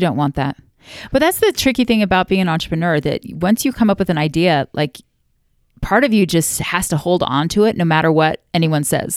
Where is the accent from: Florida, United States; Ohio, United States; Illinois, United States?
Florida, United States; moved away as an adult; now in Utah, United States; We moved our family from Florida, where I am from and where I love, like, three minutes from the beach, moved to Utah